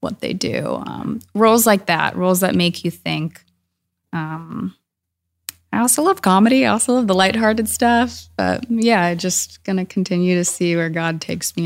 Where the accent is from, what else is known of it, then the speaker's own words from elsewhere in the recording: Woodinville, Washington, United States; also born or lived in Scotland; I'm from Woodinville and I grew up